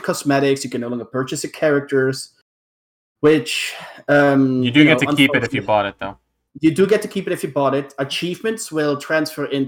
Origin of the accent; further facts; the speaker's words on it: Netherlands; I grew up in the Netherlands